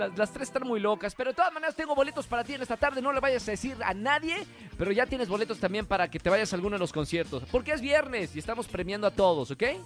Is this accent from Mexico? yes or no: yes; Mexico; nosotros como mexicanos